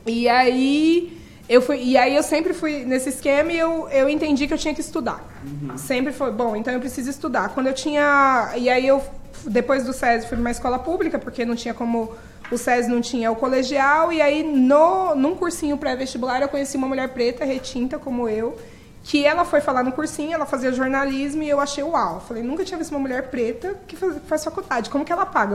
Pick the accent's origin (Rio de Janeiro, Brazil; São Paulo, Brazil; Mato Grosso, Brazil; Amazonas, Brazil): São Paulo, Brazil; Eu moro há 38 anos no mesmo lugar, eu gosto muito de contar isso, e eu gosto muito de onde eu moro, eu moro na periferia de São Paulo